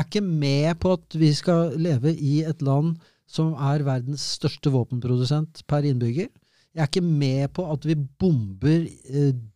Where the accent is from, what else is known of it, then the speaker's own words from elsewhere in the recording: Norway; Jeg er norsk.